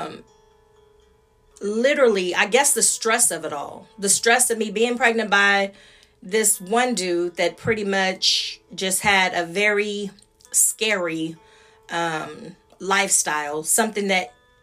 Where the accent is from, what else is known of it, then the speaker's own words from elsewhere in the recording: Austin, Texas, United States; also born or lived in Dallas; I was from Austin and he lived in Dallas, and that I was new to Dallas.